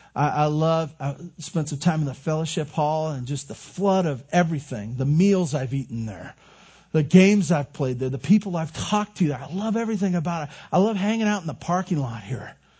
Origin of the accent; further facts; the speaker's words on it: Santa Barbara, California, United States; now in Tehachapi, United States; I grew up in Santa Barbara